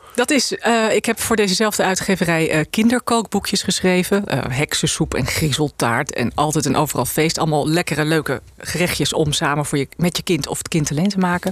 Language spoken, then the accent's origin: Dutch; IJsselstein, Utrecht, Netherlands; born or raised there; also born or lived in South Africa / Kenya